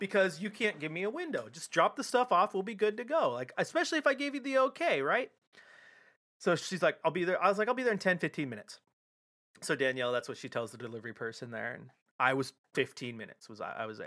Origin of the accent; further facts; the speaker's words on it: Portland, Oregon, United States; of all my time living here and growing up in Portland